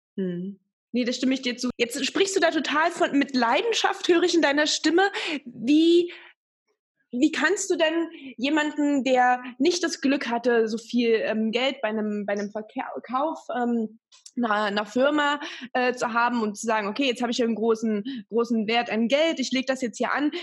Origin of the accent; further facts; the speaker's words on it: Magdeburg, Saxony-Anhalt, Germany; now in Bavaria, Germany; meiner alten Heimat Magdeburg